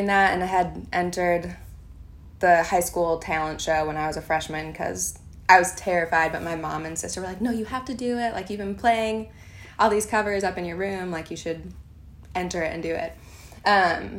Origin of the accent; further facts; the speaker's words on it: Minnesota, United States; moved away as an adult; also born or lived in Nashville; I grew up in Minnesota and grew up on a small like hobby farm in Minnesota, and was there until I was 18